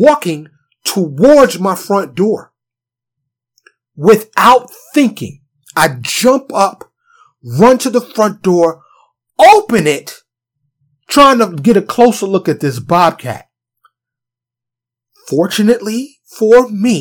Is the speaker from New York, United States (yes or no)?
yes; New York City, New York, United States; now in Texas, United States; I'm from New York City. Concrete jungle.